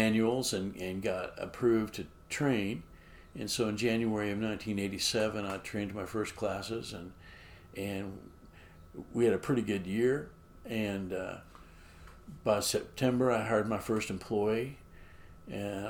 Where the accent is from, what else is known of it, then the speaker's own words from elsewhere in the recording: Edwards County, Kansas, United States; also born or lived in Reno County, Kansas; now in Lawrence, United States; I was born in Edwards County, and that's where my dad's family pioneered